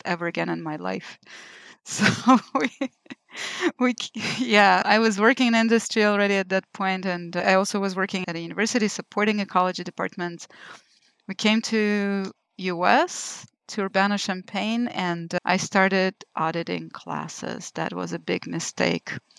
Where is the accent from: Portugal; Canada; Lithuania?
Lithuania; moved away as an adult; also born or lived in Israel; now in United States; I was born in Lithuania, which at the time was still Soviet Union